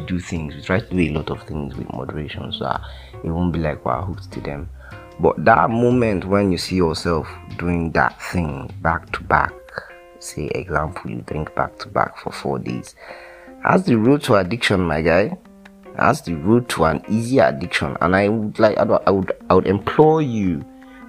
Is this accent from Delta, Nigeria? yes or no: yes; Delta, Nigeria; I'm from Delta State